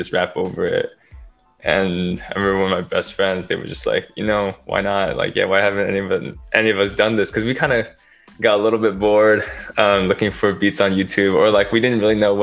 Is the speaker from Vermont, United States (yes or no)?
no; Beaverton, Oregon, United States; now in California, United States; I'm from Oregon, Beaverton to be more exact, but currently living in California